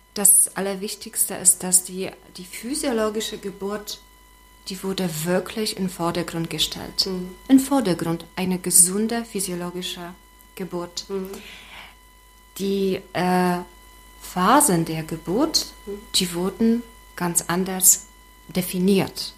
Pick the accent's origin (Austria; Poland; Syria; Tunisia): Poland; Gdańsk, Pomeranian Voivodeship; German is a second language; moved away as an adult; also born or lived in Szczecin / Schwedt an der Oder; now in Wismar, Germany; weil ich ursprünglich aus Danzig komme